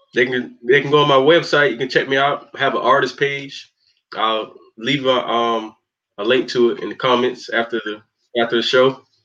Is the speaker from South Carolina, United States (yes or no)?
yes; Spartanburg, South Carolina, United States; I'm from Spartanburg, South Carolina